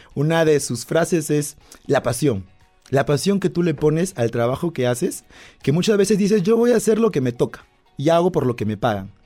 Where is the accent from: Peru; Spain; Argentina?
Peru; Yo soy peruano